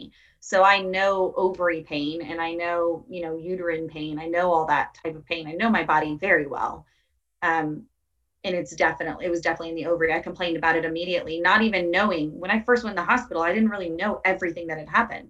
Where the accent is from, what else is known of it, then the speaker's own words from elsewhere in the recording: Tampa, Florida, United States; I'm from Tampa